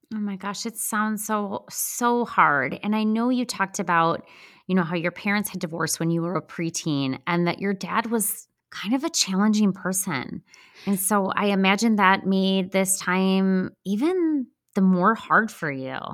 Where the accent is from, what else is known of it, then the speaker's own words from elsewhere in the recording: Midwest, United States; accent: Midwestern; my Midwestern accent